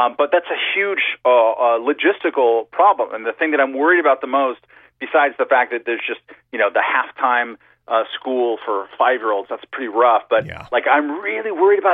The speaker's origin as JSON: {"language": "English", "region": "California", "country": "United States", "also_born_or_lived": "Brooklyn, New York", "moved": "yes", "lives_now": "New York City, United States", "said": "I'm a Californian at heart."}